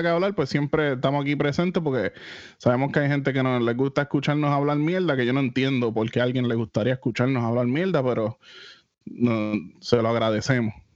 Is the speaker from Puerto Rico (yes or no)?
yes; Isabela, Puerto Rico; yo soy, me crié en Isabela